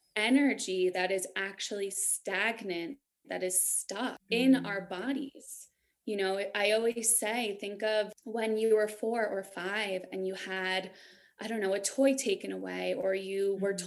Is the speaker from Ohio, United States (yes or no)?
no; New York, United States; moved away as an adult; also born or lived in San Francisco / Denver area, Colorado; now in Denver, United States; I grew up in New York. So I was a city girl